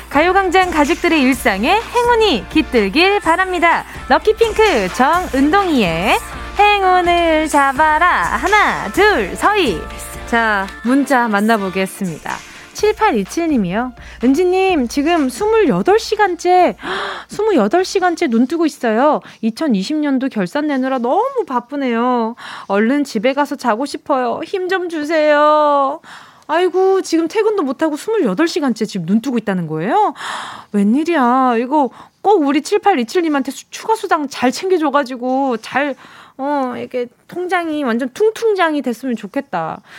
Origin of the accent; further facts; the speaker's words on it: Busan, South Korea; 부산 출생인 저는